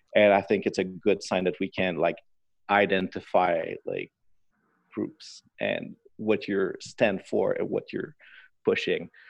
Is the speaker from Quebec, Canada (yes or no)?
yes; Quebec City, Quebec, Canada; also born or lived in Inverness, Quebec; the factory in my hometown in Quebec City